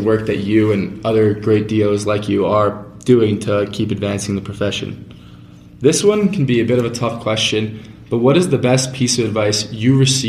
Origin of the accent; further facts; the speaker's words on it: Long Island, New York, United States; I grew up on Long Island.